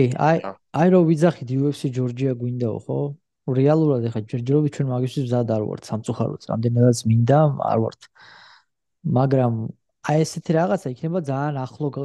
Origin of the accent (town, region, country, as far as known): Georgia; born or raised there; now in United States